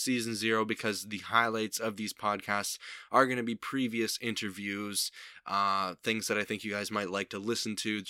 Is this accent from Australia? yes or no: no; Niagara Falls, Ontario, Canada; Niagara Falls, my hometown